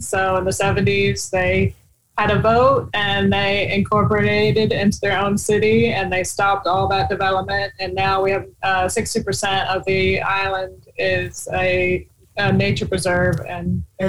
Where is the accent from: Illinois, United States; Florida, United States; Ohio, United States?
Ohio, United States; I'm from Ohio.